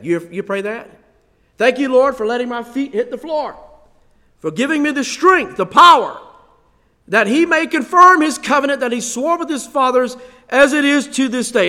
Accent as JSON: {"language": "English", "country": "United States", "said": "we are Americans"}